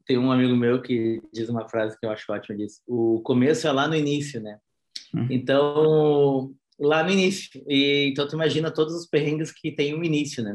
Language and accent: Portuguese; Porto Alegre, Rio Grande do Sul, Brazil; eu sou natural de Porto Alegre, Rio Grande do Sul